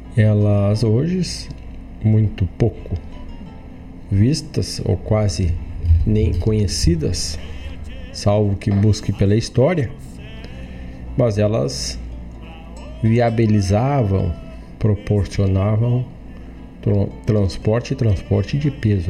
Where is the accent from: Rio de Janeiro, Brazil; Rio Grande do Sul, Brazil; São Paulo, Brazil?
Rio Grande do Sul, Brazil; região de onde sou oriundo